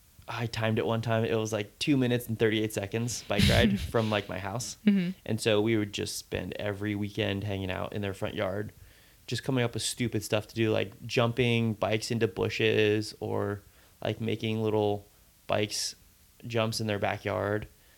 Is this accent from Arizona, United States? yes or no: no; Capitola, California, United States; And then like I grew up in Capitola, and then we moved to Live Oak, and then went to Aptos, and then a different part of Aptos, and then Capitola